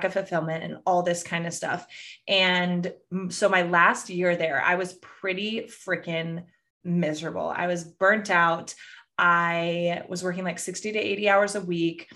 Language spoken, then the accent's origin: English; Northern California, United States; I grew up in Northern California